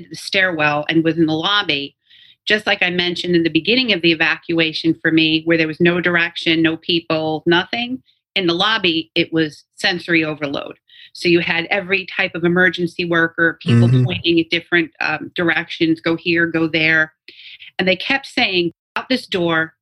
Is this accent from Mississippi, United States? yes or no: no; New York, United States; all of us, especially born and raised in New York